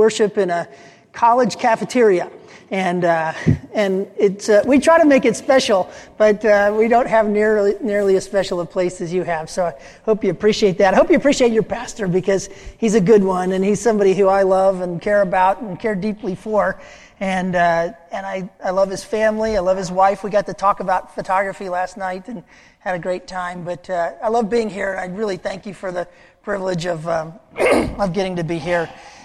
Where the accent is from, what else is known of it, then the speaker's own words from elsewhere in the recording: Chicago, Illinois, United States; now in Portland, United States; I grew up in Chicagoland